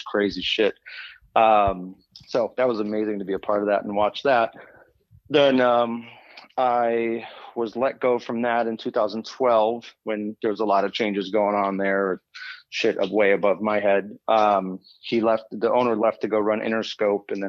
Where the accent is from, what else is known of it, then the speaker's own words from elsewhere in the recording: Des Plaines, Illinois, United States; grew up in Des Plaines.